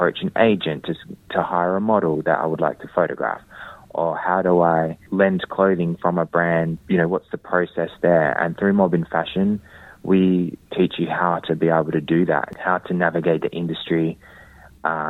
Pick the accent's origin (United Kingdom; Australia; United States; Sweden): Australia; Perth, Western Australia; as a Whadjuk Noongar man growing up in Boorloo, Perth, growing up amongst a community